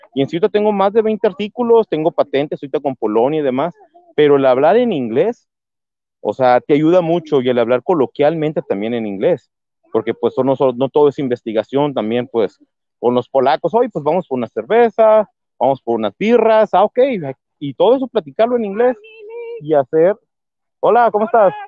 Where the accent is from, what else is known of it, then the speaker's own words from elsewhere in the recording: Mexico; now in Hermosillo, Mexico; como todos en México tenemos un pariente en Estados Unidos